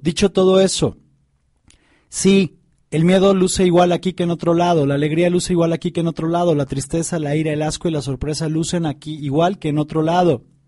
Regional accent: Tepoztlán, Morelos, Mexico; yo crecí en Tepoztlán, en Morelos

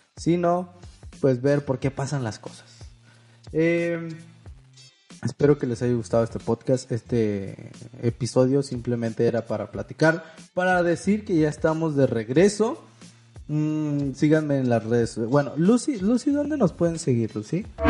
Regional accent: Mexico; Yo soy de México

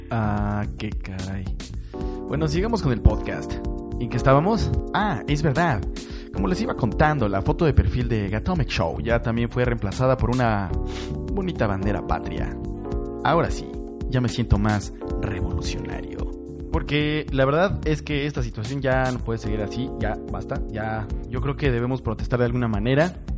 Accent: Mexico; como mexicanos

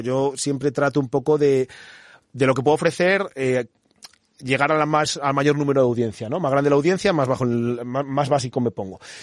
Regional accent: Madrid, Community of Madrid, Spain; moved away as an adult; now in Toledo, Spain; yo soy de Madrid

